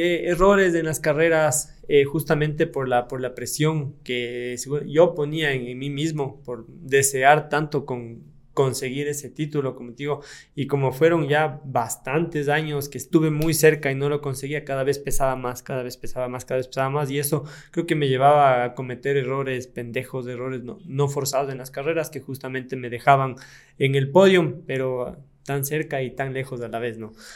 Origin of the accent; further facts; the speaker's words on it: Latacunga, Cotopaxi, Ecuador; mi provincia Cotopaxi